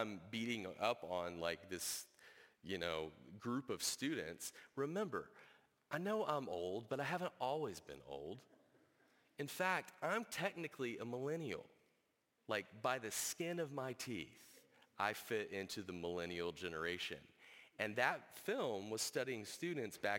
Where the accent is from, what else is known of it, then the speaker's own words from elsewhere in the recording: United States; we as American citizens in the 21st century